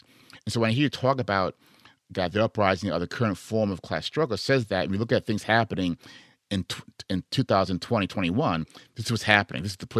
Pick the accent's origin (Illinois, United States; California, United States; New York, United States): Illinois, United States; Chicago; moved away; I'm from Chicago. I'm Chicago born and raised. I'll always be a Chicago in many ways.